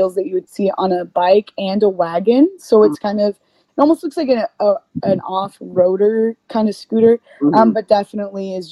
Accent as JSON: {"language": "English", "country": "United States", "said": "we are two girls from the States"}